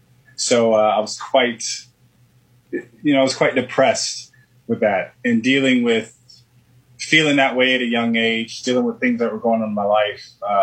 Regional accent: Florida, United States; born there; Well, I was born in Florida on a warm day.

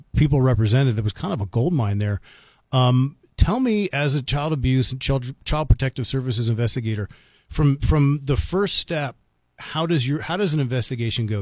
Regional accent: Washington, District of Columbia, United States; now in New Mexico, United States; I grew up in Washington, D C

